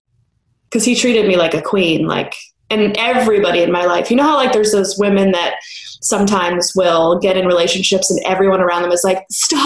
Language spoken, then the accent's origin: English; Los Angeles, California, United States; I'm born and raised in Los Angeles.